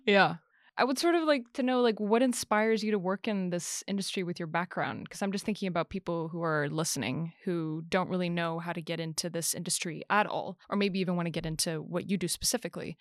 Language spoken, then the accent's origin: English; United States; I'm an American myself